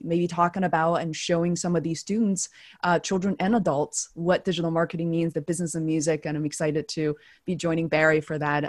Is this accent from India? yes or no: no; China; growing up in China